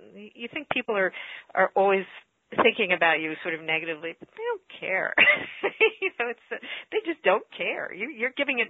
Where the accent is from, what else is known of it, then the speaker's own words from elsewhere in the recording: New York City, New York, United States; growing up in New York City.